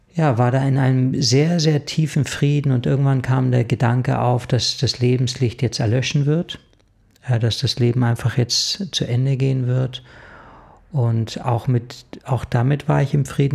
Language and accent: German; Munich, Bavaria, Germany; Ja, also ich bin in München aufgewachsen und ich hab in München, ja, eine recht schöne Kindheit verlebt.